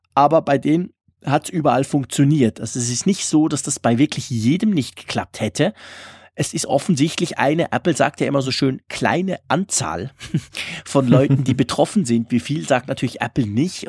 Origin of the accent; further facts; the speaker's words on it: Switzerland; also born or lived in Zurich; als Schweizer